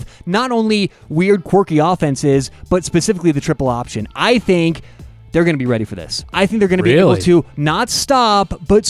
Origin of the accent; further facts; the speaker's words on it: Colorado, United States; We're from Colorado.